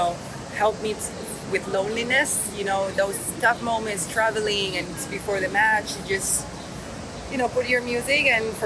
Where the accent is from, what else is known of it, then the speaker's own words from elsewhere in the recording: Venezuela; I grew up in Venezuela